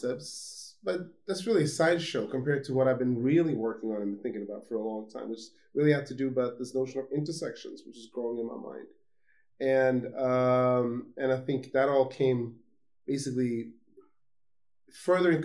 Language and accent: English; Gothenburg, Västra Götaland, Sweden; I was born in Sweden, in Gothenburg, the second largest city of Sweden